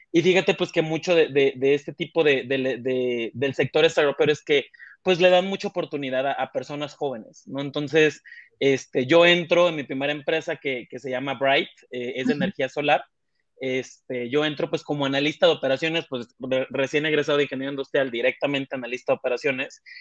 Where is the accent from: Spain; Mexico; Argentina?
Mexico; moved away as an adult; now in Mexico City, Mexico; mexicano, ¿no? De hecho, yo ahorita justo estoy en la Ciudad de México, yo no nací aquí en la Ciudad de México, yo vengo de, un pueblito costero